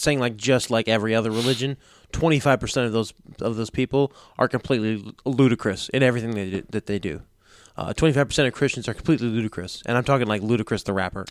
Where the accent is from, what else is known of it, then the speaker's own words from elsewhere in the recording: United States; I'm an American.